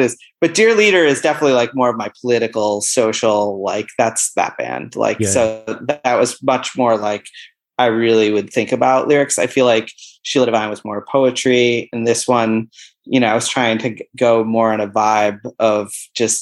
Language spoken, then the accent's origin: English; Buffalo, New York, United States; moved away as an adult; also born or lived in Boston, Massachusetts; now in Vermont, United States; I grew up in Buffalo, but I haven't lived there since I was 18